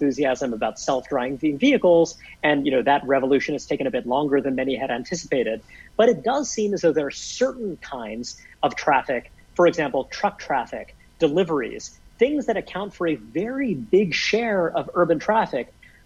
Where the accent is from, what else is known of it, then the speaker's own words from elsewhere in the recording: New York City, New York, United States; I grew up in Brooklyn, New York